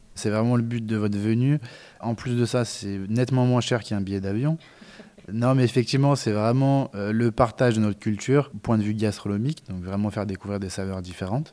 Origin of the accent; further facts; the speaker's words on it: France; chez nous en France